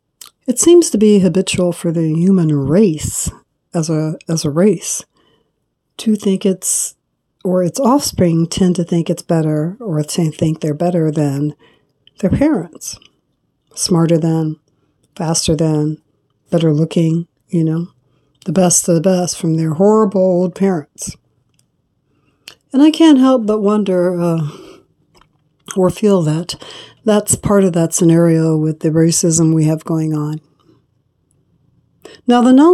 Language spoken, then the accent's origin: English; California, United States; growing up in California